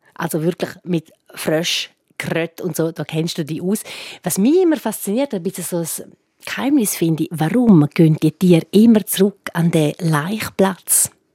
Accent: Graubünden, Switzerland; bei uns in Graubünden

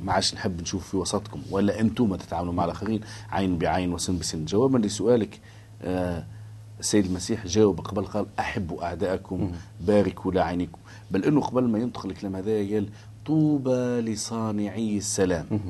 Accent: Tunisia; ونحن عندنا في تونس في قرطاج

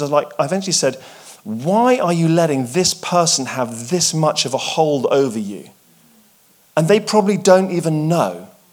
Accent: England, United Kingdom; I'm English, I, and I went to boarding school

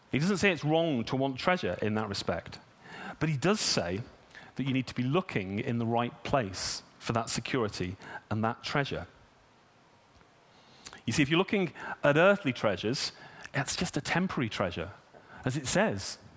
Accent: United Kingdom; You know, I'm British. My money's mine.

